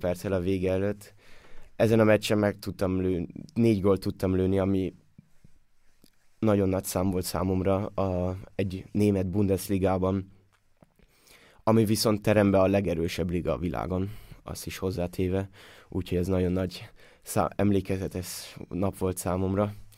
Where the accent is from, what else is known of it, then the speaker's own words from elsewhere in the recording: Austria; moved away as an adult; now in Hamburg, Germany; itt mindenkit ismerek, mindenki ismer mindenkit, többnyire együtt nőttünk fel